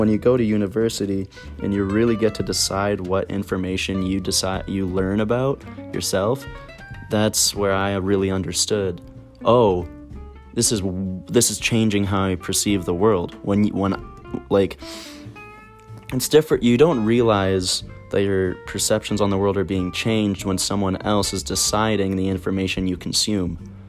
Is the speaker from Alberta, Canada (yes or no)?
yes; Alberta, Canada; I grew up in Alberta, so sometimes you get to run into the forest that was just near, it's literally all around us, the boreal forest.